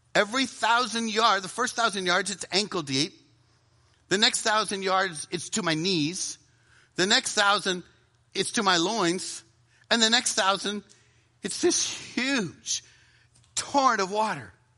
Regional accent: the South, United States; I'm from the South

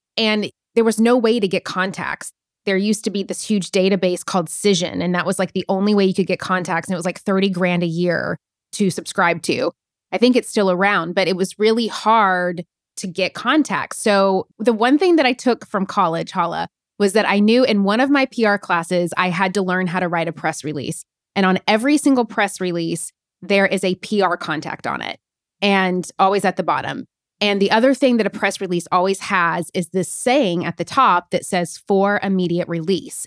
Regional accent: Nashville, Tennessee, United States; moved away as an adult; also born or lived in New York City; I'm from Nashville, Tennessee, actually originally from a really smart, small town in Tennessee

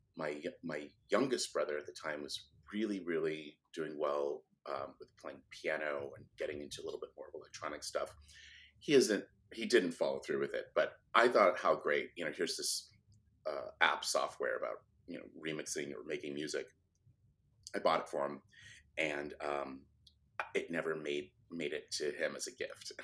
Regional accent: Sacramento, California, United States; I grew up in Sacramento, California

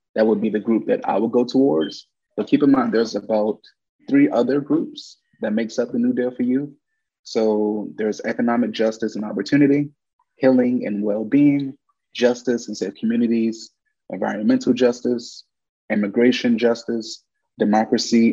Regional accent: Washington, District of Columbia, United States; I'm from Washington, D.C.

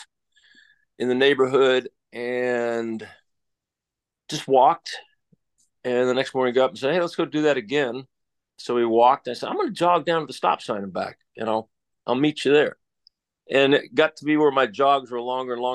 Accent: Lincoln, Nebraska, United States; moved away as an adult; Lincoln, Nebraska is where I went to high school, and most of my schooling is out in the Nebraska area

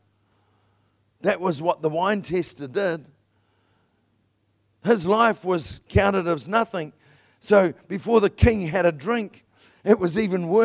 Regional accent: New Zealand; I'm a Kiwi

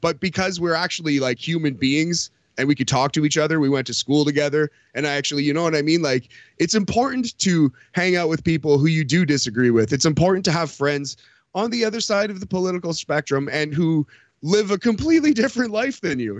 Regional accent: Sudbury, Ontario, Canada; now in Toronto, Canada; where I grew up in Sudbury, or even actually north of Sudbury

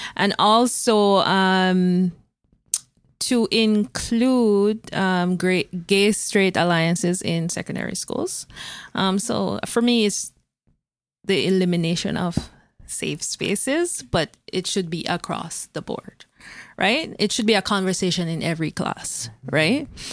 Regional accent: Jamaica; moved away as an adult; now in Canada; I was coming from Jamaica with degrees

